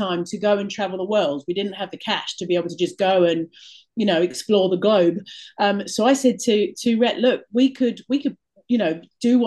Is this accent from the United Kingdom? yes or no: yes; England, United Kingdom; moved away as an adult; now in Phuket, Thailand; I'm from England and my husband's from Australia